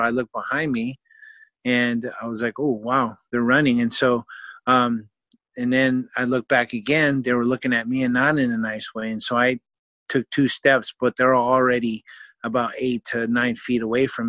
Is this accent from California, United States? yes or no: yes; Vallejo, California, United States; moved away as an adult; also born or lived in Oklahoma; growing up in Vallejo, California